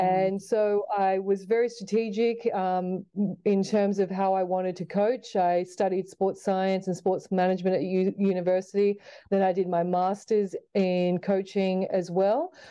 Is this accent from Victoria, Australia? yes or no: no; Sydney, New South Wales, Australia; growing up in Sydney, Australia, like most young girls, uh, started playing netball.